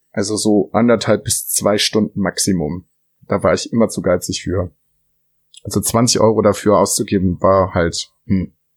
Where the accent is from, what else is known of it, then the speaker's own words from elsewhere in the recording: Germany; bei uns in Deutschland